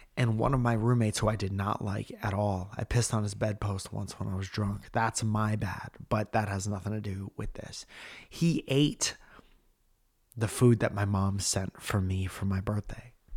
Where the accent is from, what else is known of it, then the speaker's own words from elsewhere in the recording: Stratford, Connecticut, United States; moved away; in Connecticut and in Stratford calling out my hometown